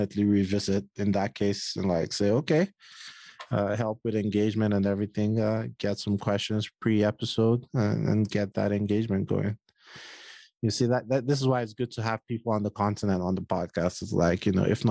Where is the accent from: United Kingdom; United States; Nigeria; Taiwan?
Nigeria; I'm Nigerian